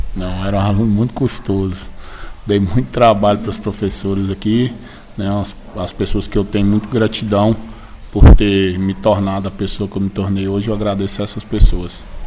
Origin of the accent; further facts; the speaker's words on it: Paracatu, Minas Gerais, Brazil; sou aqui do bairro Paracatuzinho, nascido e criado aqui.